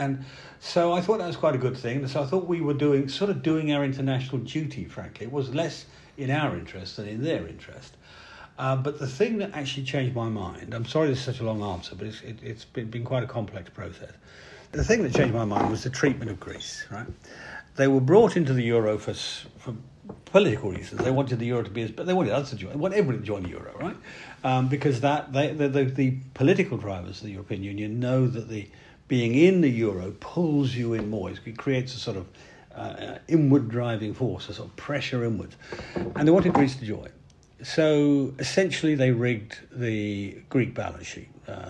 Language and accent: English; Yorkshire and the Humber, United Kingdom; I speak as a Yorkshireman